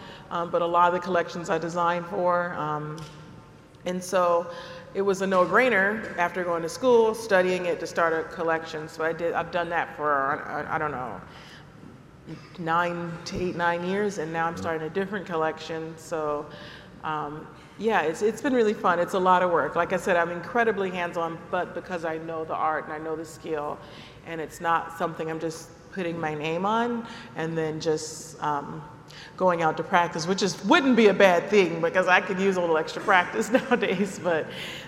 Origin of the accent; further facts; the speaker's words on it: Compton, California, United States; I'm from Compton, California, and we couldn't really afford to buy Gatorade.